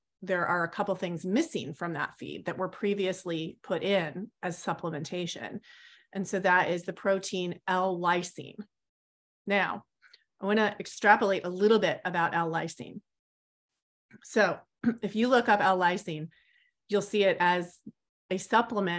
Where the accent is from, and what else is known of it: United States